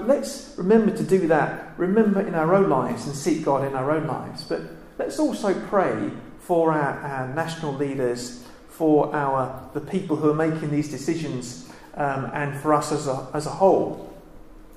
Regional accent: United Kingdom

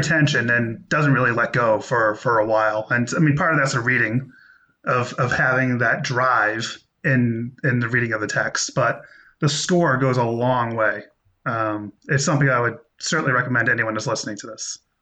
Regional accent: United States; I'm American

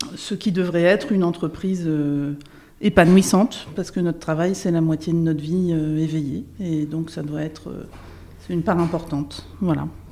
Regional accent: Burgundy, Bourgogne-Franche-Comté, France; Je viens d'un petit village en Bourgogne.

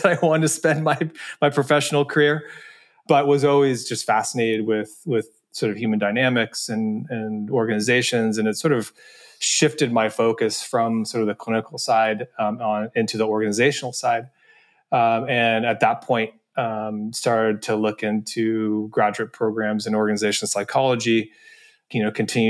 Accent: Mill Valley, California, United States; also born or lived in Vermont; now in San Francisco, United States; I'm from the Bay Area. I grew up in Mill Valley

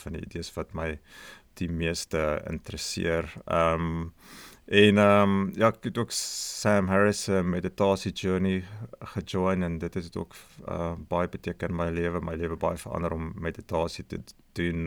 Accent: Magaliesberg area, between Pretoria and Brits, North West, South Africa; moved away as an adult; now in Australia; 'n uh, woongebied met die naam Akasha het uh, ek en ouens van die van die podcast groot geword

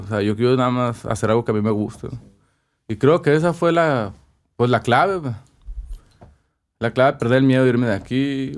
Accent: Ciudad Obregón, Sonora, Mexico; moved away as an adult; also born or lived in Mexico City; cuando crecí aquí, mis viajes eran a Tucson, a Phoenix, San Carlos. Nunca salí de Sonora.

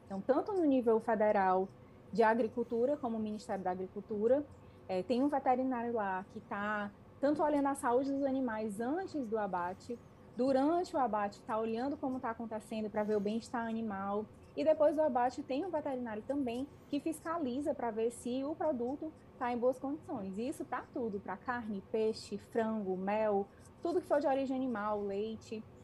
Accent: Fortaleza, Ceará, Brazil; moved away as an adult; now in Canada; de Fortaleza, que é de onde eu sou

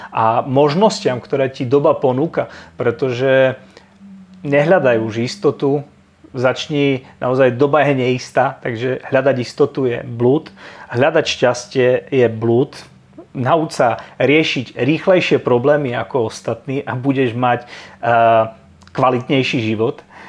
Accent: a small town in eastern Slovakia, Slovakia; ja som obyčajný chalan z malého mesta na východnom Slovensku

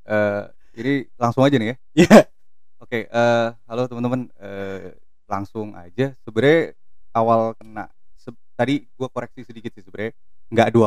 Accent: Depok, West Java, Indonesia; Gue orang Depok, sekarang gue orang iya.

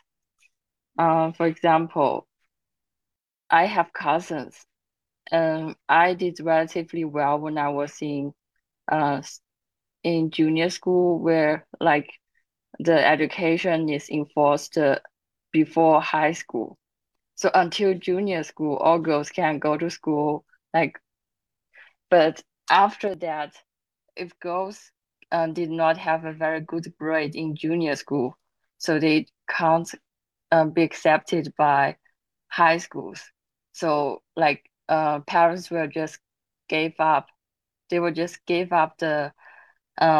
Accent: Zhejiang, China; moved away; also born or lived in United States; I come from Zhejiang province in China

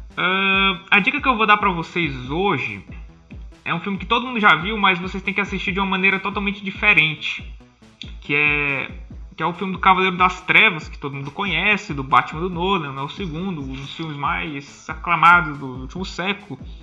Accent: Piauí, Brazil; somos do Piauí, deste estado esquecido pelo, pelas pessoas

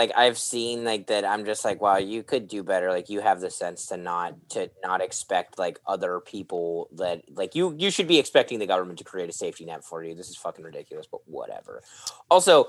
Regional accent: Pittsburgh, Pennsylvania, United States; When I was growing up in Pittsburgh

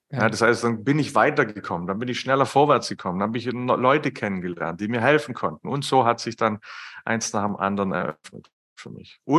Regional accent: Baden-Württemberg, Germany; ich bin Schwabe, wie man vielleicht raushört.

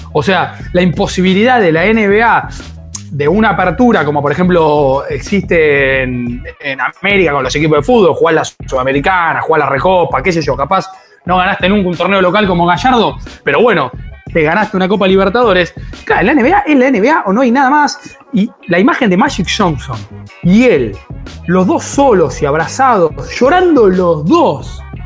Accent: Entre Ríos, Argentina; en Entre Ríos, de donde soy

